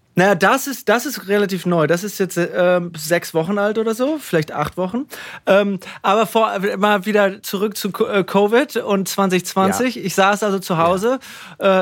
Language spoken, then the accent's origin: German; Münster, North Rhine-Westphalia, Germany; moved away as an adult; also born or lived in Paderborn / Hamburg; now in California, United States; Hiltrup war für mich. Ähm, super Platz, um aufzuwachsen